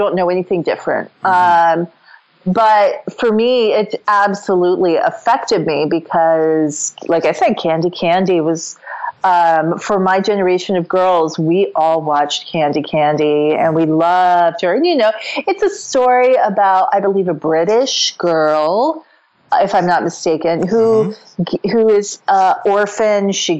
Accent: Tokyo, Japan; when you're growing up in Japan, it doesn't come across in any way as geekdom or as, it's just super ordinary. I hate to put it that way, but you know what I mean? Like it is such a part of everyday life in Tokyo, and was for me

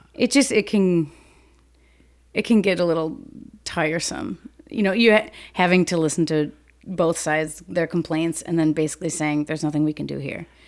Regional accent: Saint Paul, Minnesota, United States; I grew up in Saint Paul until I was about ten, and then we moved out to the suburbs

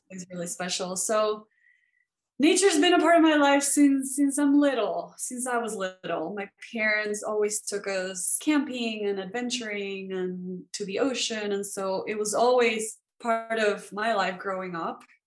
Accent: Venezuela; born or raised there; moved away

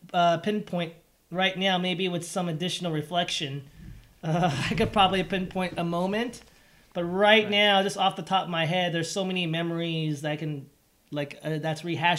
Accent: San Gabriel Valley, California, United States; English is a second language; also born or lived in Taiwan; I grew up in San Gabriel Valley, and that's where all, not to say there weren't any, you know, European Americans, but that was about 10 to 15%.

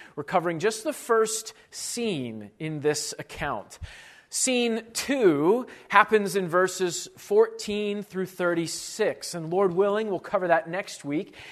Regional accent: Chicago, Illinois, United States; moved away as an adult; now in Iowa, United States; I grew up in, uh, Chicago

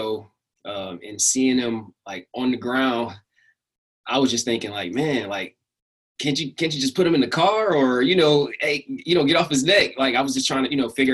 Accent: Savannah, Georgia, United States; moved away as an adult; now in Atlanta, United States; I stay in Atlanta right now, but I'm originally from the Savannah, Georgia area

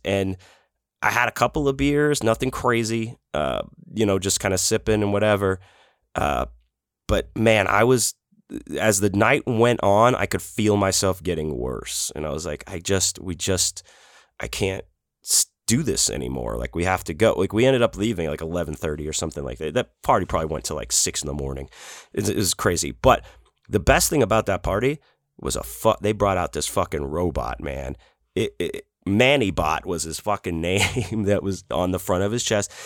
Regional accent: Houston, Texas, United States; growing up in Houston

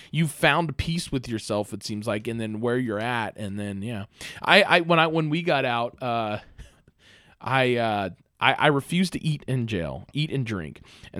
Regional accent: Bronx, New York, United States; I grew up on the Bronx. Listen, all right, I grew up in the ghetto, man, for real.

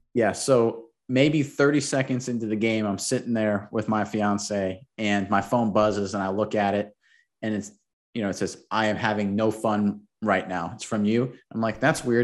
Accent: Florida, United States; I grew up in Florida

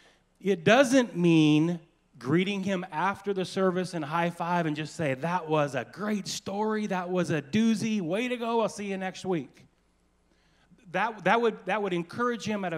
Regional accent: Anacortes, Washington, United States; I was born and raised in Anacortes.

